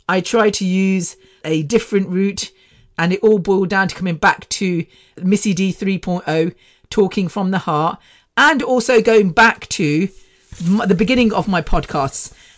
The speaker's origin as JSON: {"language": "English", "town": "Mumbai", "region": "Maharashtra", "country": "India", "said": "I'm from Mumbai, yeah."}